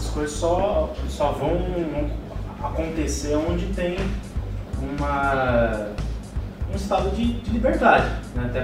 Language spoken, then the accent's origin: Portuguese; Brazil; Eu sou brasileiro